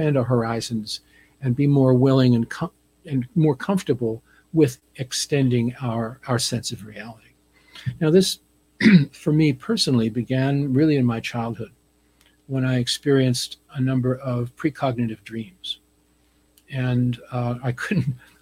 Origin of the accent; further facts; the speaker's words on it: New Jersey, United States; I grew up on the East Coast in New Jersey